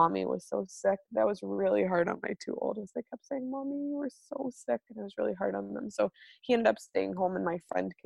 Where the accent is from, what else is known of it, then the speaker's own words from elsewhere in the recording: United States; moved away as an adult; now in Manitoba, Canada; as an American growing up without good insurance